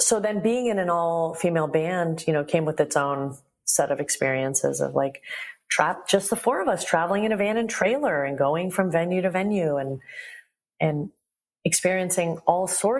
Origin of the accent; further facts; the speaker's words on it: United States; I love my Iranian culture and I was born in America.